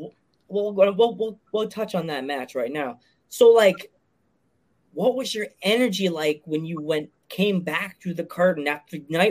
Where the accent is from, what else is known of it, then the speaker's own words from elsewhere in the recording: Long Island, New York, United States; I grew up in CI in Long Island